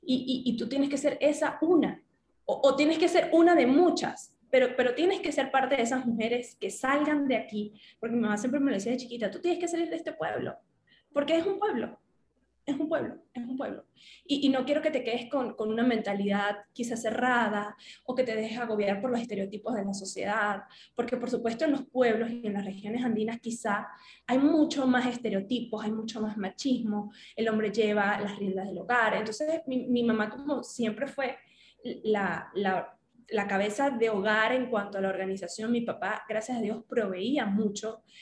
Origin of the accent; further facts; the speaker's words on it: Andes, Venezuela; porque yo vengo de los Andes y es una zona súper caliente